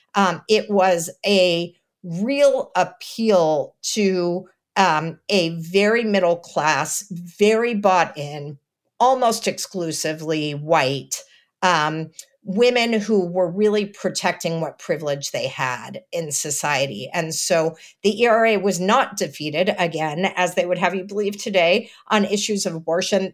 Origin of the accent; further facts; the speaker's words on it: Texas, United States; I'm from Texas